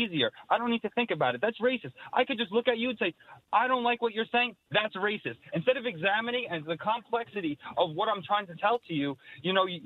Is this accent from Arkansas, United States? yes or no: no; New York City, New York, United States; I grew up in Queens my whole life